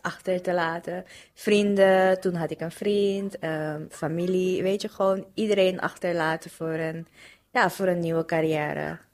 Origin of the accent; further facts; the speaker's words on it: Suriname; moved away as an adult; now in Netherlands; Gewoon geboren en getogen in Suriname. Ehm, toen ben ik naar hier verhuisd om te studeren.